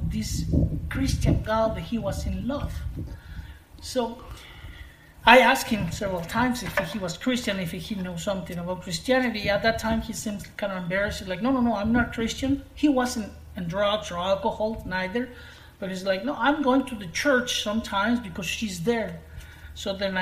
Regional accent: Guaymas, Sonora, Mexico; English is a second language; I moved from Guaymas, the city that I live now, I moved to a different city

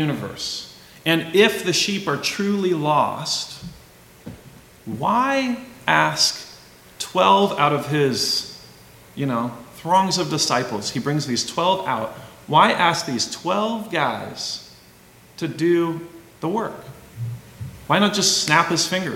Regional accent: Walla Walla, Washington, United States; I grew up in Walla Walla, Southeast Washington

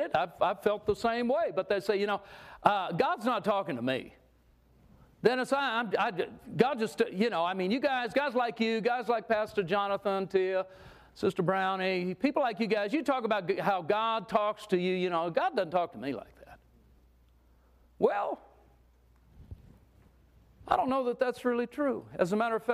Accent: California, United States; We grew up in California

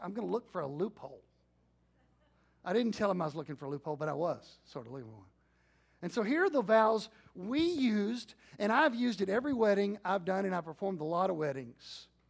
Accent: Jewett, Texas, United States; also born or lived in Arlington, Texas; my little church I grew up in First Baptist Jewett

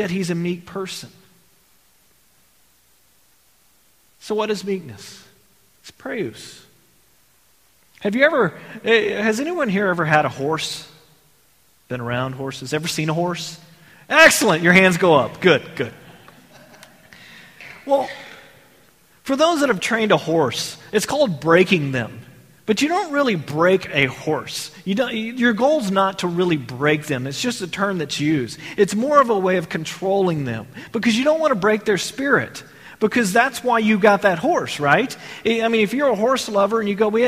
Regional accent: Texas, United States; I grew up in Texas.

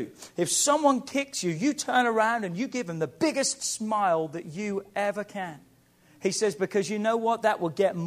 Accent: England, United Kingdom; moved away; I'm from England

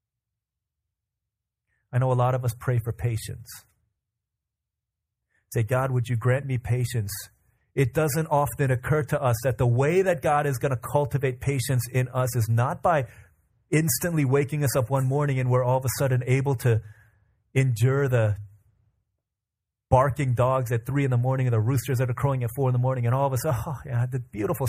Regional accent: United States; we as American people

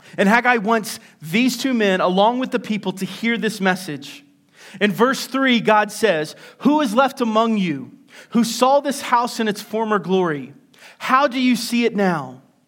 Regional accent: West Virginia, United States; a place in my home state called Seneca Rocks.

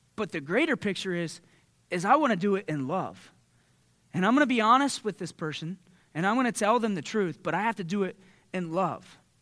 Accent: Southeastern Ohio, United States; growing up in Southeastern Ohio, we're, we're, we have a culture of win the argument

